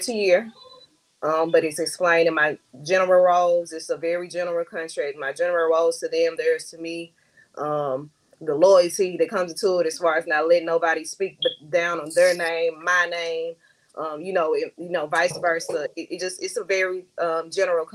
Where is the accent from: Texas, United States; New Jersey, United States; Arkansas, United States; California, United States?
Arkansas, United States; Camden; moved away as an adult; also born or lived in Little Rock, Arkansas; I am from Camden, Arkansas, aka Queen City.